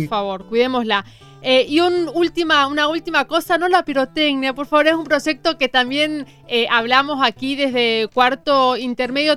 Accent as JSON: {"language": "Spanish", "country": "Argentina"}